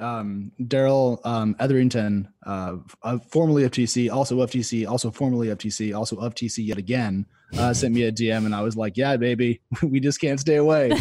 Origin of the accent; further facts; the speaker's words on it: United States; as an American